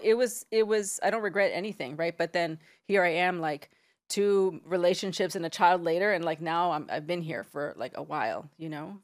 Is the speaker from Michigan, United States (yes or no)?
no; San Diego, California, United States; I am from San Diego. I'm from about ten minutes from the Mexican border